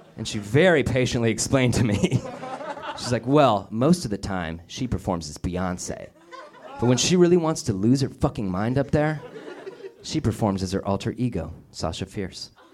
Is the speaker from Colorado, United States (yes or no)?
yes; Denver, Colorado, United States; my hometown of Denver, Colorado